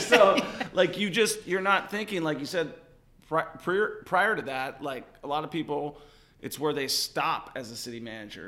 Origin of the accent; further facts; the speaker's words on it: Seattle, Washington, United States; now in Kansas City, United States; I'm from Seattle originally.